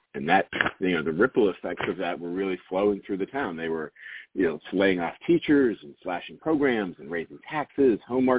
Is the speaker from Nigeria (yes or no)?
no; Penn Hills, Pennsylvania, United States; moved away; also born or lived in Philadelphia; I grew up in an inner ring suburb of Pittsburgh called Penn Hills. And I'm white, my family's white.